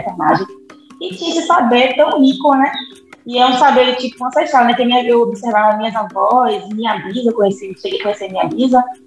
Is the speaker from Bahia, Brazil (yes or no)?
yes; Salvador, Bahia, Brazil; also born or lived in Vera Cruz, Bahia; eu nasci em Salvador